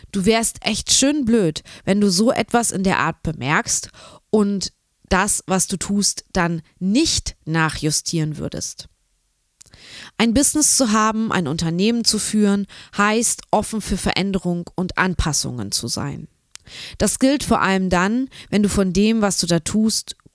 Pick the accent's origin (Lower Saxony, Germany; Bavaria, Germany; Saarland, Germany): Lower Saxony, Germany; Braunschweig; Genau, ich bin ja auch aus Braunschweig und ähm, genau, wir kennen uns schon eine ganze Weile durch die Kreativregion